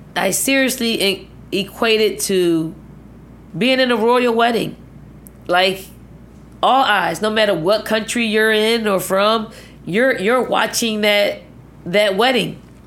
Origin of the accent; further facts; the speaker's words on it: Philadelphia, Pennsylvania, United States; moved away as an adult; also born or lived in Virginia; the healthy projects that I grew up